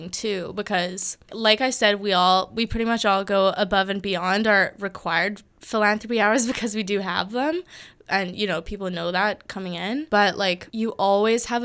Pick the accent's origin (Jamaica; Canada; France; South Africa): Canada; Yellowknife, Northwest Territories; moved away as an adult; now in Victoria, Canada; I'm going to be moving to my hometown and now which is which is Yellowknife, Northwest Territories.